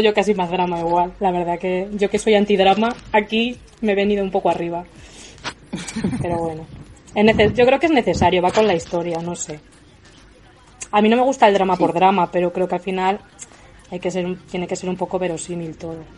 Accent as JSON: {"language": "Spanish", "area": "a village in Toledo", "region": "Castilla-La Mancha", "country": "Spain", "moved": "yes", "lives_now": "Madrid, Spain", "said": "Soy de un pueblo de Toledo, pero vivo en Madrid."}